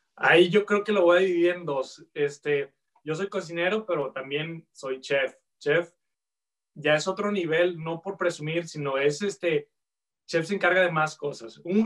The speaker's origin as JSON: {"language": "Spanish", "town": "Guadalajara", "region": "Jalisco", "country": "Mexico", "tie": "born or raised there", "also_born_or_lived": "Vancouver area, Canada", "moved": "as an adult", "lives_now": "Vancouver, Canada", "said": "de Guadalajara. Sí, este, nací en Guadalajara, este, crecí ahí"}